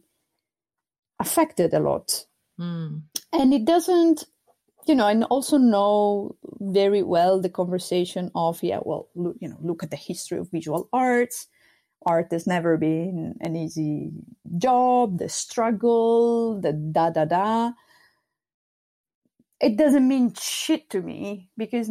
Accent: Sardinia, Italy; first language Sardinian; English is a second language; now in Amsterdam, Netherlands; in Sardinian, that's my native language

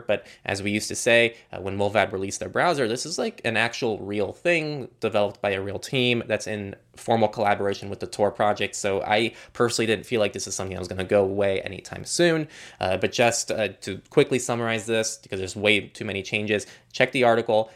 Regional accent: California, United States; as a Californian

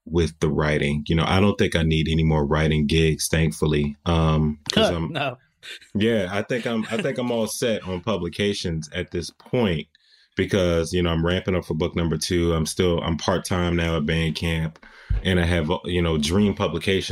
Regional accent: United States; accent: American; now in New York, United States; once they heard my accent, then they started treating me like, oh, you're American

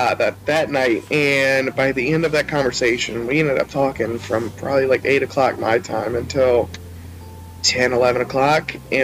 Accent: Charleston, South Carolina, United States; also born or lived in Orangeburg, South Carolina; So, I am 28. I am originally from Charleston, South Carolina. I live outside of Orangeburg, South Carolina at the moment.

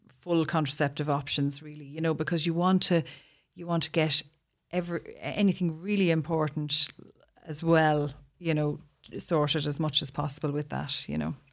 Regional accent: Ireland; We're Irish

